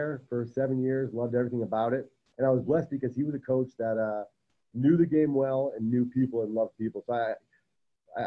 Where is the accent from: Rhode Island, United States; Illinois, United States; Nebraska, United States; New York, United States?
Rhode Island, United States; moved away as an adult; also born or lived in New Hampshire; now in Coronado, United States; I'm born and raised in Rhode Island, but went to college in New Hampshire